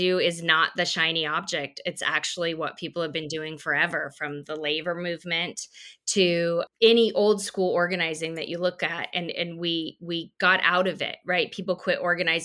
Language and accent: English; Wyoming, United States; moved away as an adult; also born or lived in South Dakota / Chico, California; now in Austin, United States; I grew up in Wyoming, right? Deep in Republican country